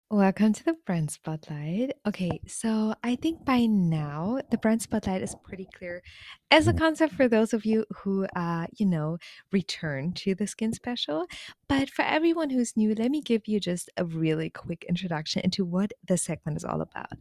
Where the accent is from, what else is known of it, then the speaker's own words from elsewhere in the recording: Germany; now in South Korea; I'm originally from Germany